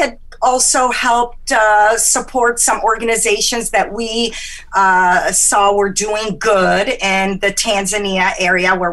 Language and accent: English; Egypt; moved away; I'm from Egypt, and I have that Mediterranean hot blood